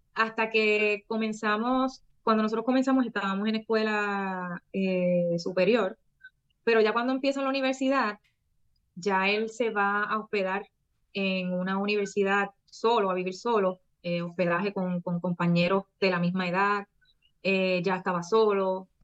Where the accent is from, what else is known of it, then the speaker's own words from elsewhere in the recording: Puerto Rico; de Puerto Rico para el mundo.